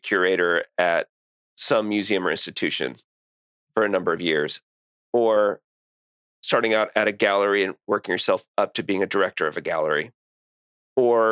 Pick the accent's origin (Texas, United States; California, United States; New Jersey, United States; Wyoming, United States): Texas, United States; San Antonio; also born or lived in New York; now in Austin, United States; short stay in San Antonio where I'm from, and then to Austin.